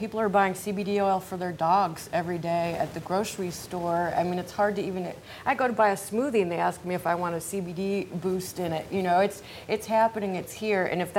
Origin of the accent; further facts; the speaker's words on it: Northwest Indiana, United States; I grew up on the Michigan-Indiana border in Northwest Indiana. I could walk to Michigan in 5 minutes from my childhood home.